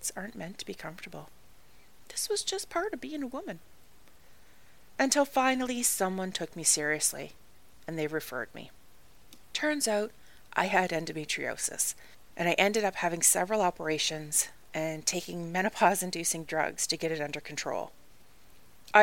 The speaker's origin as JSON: {"language": "English", "country": "Canada", "also_born_or_lived": "Ireland", "moved": "as an adult", "said": "I am Canadian."}